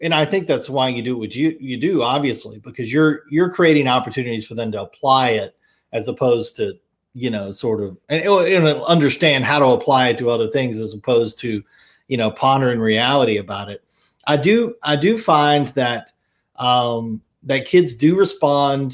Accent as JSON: {"language": "English", "region": "Louisiana", "country": "United States", "tie": "born or raised there", "said": "I grew up in Louisiana."}